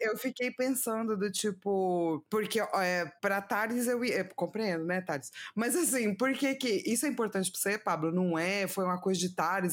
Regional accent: São Paulo, Brazil; eu sou de São Paulo, né? Cresci

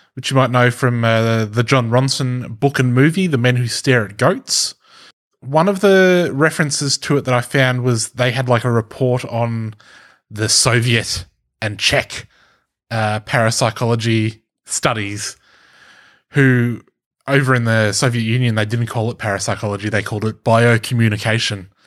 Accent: Australia; accent: Australian; an Australian accent 'cause I am Australian

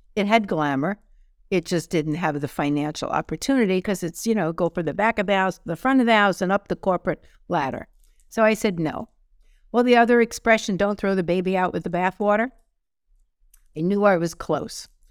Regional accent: New York City, New York, United States; moved away; growing up in New York City

